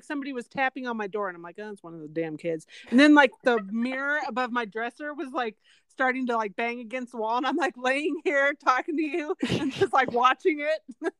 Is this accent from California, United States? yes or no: yes; San Jose, California, United States; where I grew up in South San Jose, like where that big earthquake was in 89, it was in the Santa Cruz Mountains, just like miles away from our house.